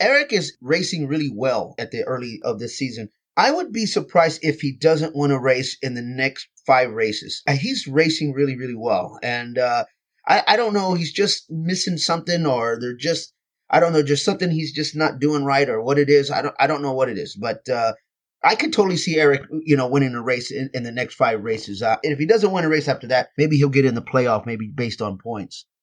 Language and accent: English; Texas, United States; moved away; back in my hometown in front of my, my family and my friends